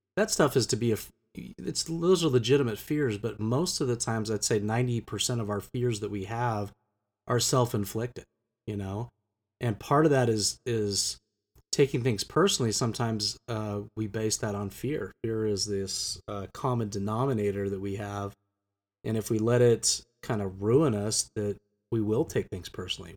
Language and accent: English; United States; also born or lived in Geneva; as an American